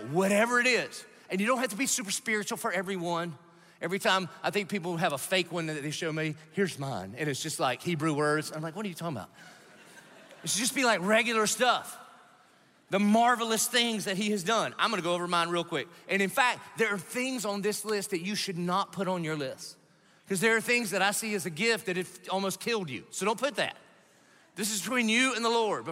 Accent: Southern United States, United States; I'm American by birth, but I'm Southern by the grace of God.

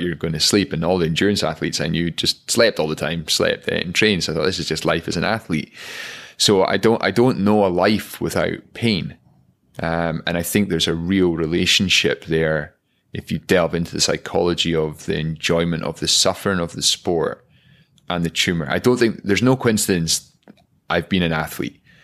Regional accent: Aviemore, Scotland, United Kingdom; growing up in Aviemore.

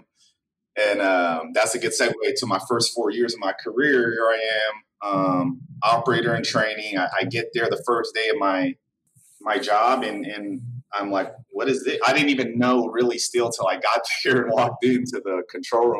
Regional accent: Vallejo, California, United States; I grew up in Vallejo

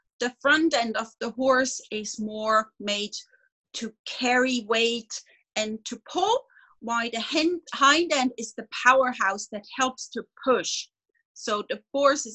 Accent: Switzerland; I'm a veterinarian from Switzerland

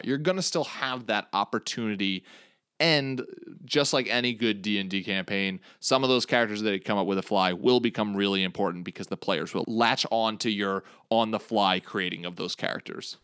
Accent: Long Island, New York, United States; I am from Long Island, New York

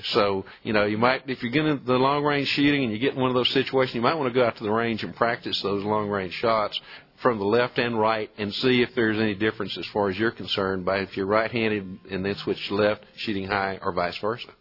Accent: Colorado County, Texas, United States; When I was a youngster growing up in Colorado County

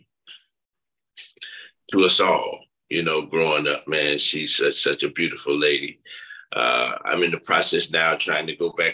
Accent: Pinehurst, North Carolina, United States; moved away as an adult; also born or lived in Washington, D.C.; growing up in Pinehurst

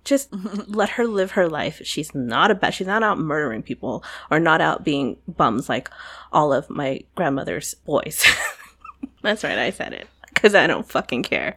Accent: United States; I'm an American, but I was raised by foreigners

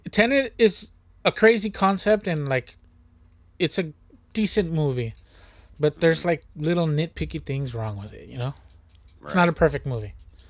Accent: United States; Of course I'm not going to understand it as an American.

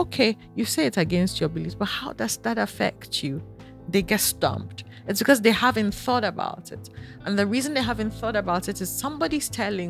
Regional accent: Kumasi, Ashanti, Ghana; I grew up in Kumasi

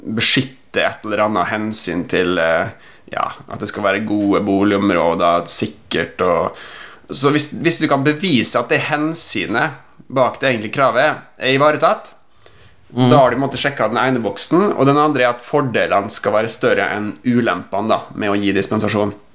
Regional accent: Western Norway, Norway; also born or lived in Oslo; now in Molde, Norway; som vestlending

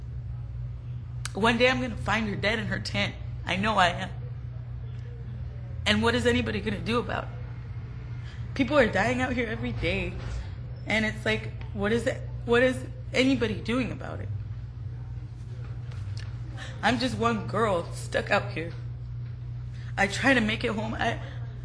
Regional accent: Orange County, California, United States; I was from Orange County, because I grew up in a good lifestyle, a good home

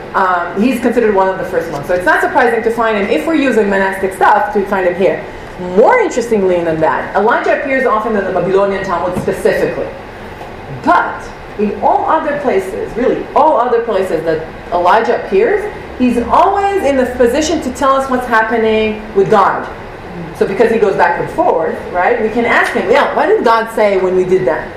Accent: Israel; moved away; we come from Israel

